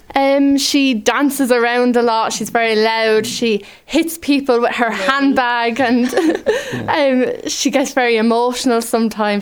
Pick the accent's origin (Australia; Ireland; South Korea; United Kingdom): Ireland; Adamstown; I'm from Adamstown.